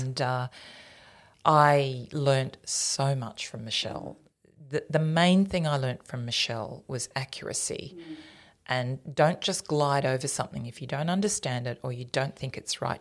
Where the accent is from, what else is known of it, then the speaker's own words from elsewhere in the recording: Tenterfield, New South Wales, Australia; moved away as an adult; also born or lived in Queensland / Canberra; I grew up in New South Wales